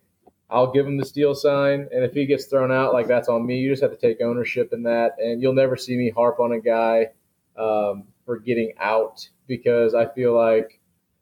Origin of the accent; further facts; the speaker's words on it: Warrenton, Missouri, United States; now in St. Louis, United States; I'm from Warrenton High School. It's getting bigger, but it was a small-town high school.